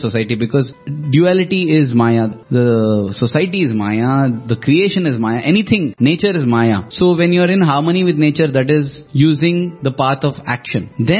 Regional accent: Karnataka, India; first language Kannada; English is a second language; You know, my mother tongue is Kannada

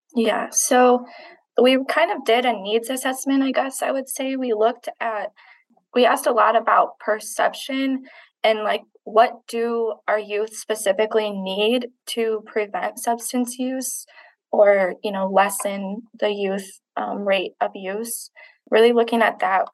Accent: Manistee County, Michigan, United States; I was born and raised in Manistee County

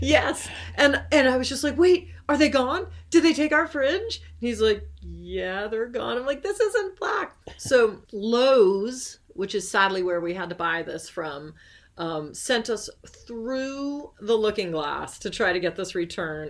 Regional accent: Cape Cod, Massachusetts, United States; growing up on the Cape

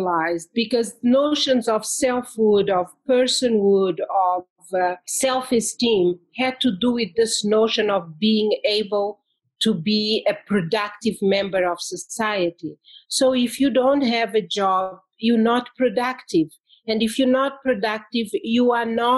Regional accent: Mozambique; moved away as an adult; also born or lived in France / England; I am from Mozambique, and I did my first degree there in history.

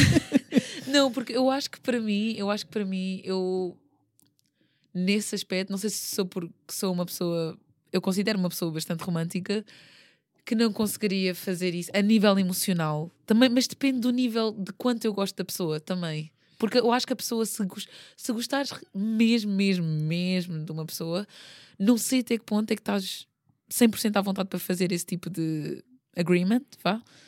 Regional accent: Portugal; moved away as an adult; also born or lived in South Korea; é o meu país, pronto, eu, foi onde eu cresci

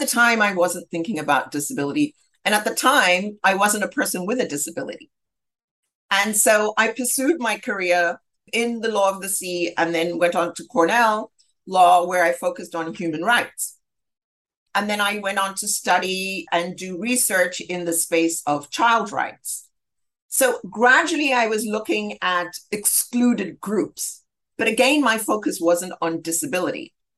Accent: Zambia; And so I grew up in Zambia and was at a very early age aware of the ills of apartheid and discrimination.

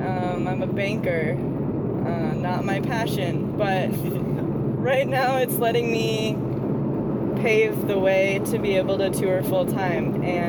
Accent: United States; moved away as an adult; now in Portland, United States; I'm from Wisconsin, Minnesota originally, and I moved to Portland about a year and a half ago.

